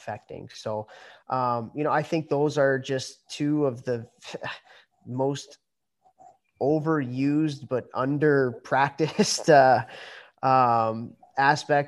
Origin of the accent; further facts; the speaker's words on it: Chicago, Illinois, United States; moved away as an adult; Born and raised in Chicago